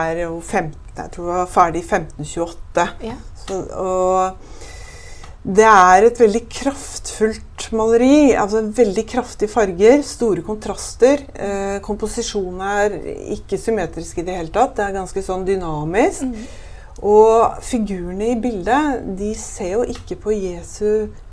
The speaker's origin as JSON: {"language": "Norwegian", "town": "Bærum", "region": "Akershus", "country": "Norway", "tie": "born or raised there", "said": "jeg vokste opp på Høvik, som ikke er så langt unna her, og på Jar senere"}